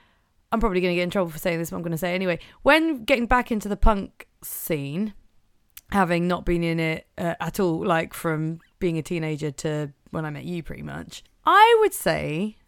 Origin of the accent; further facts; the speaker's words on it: East of England, United Kingdom; The south of North America. I'm from Norfolk.